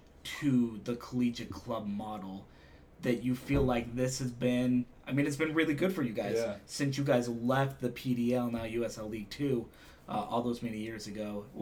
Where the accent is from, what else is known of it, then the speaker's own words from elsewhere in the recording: Provo, Utah, United States; I'm from Provo